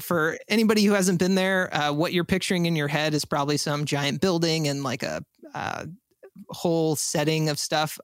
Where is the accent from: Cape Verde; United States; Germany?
United States; San Antonio, Texas; I'm actually from San Antonio